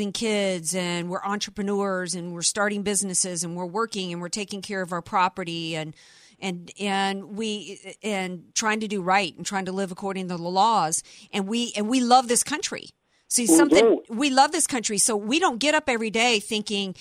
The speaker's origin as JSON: {"language": "English", "region": "the South", "country": "United States", "tie": "born or raised there", "moved": "yes", "said": "I'm growing up in the South, we got them big wood roaches."}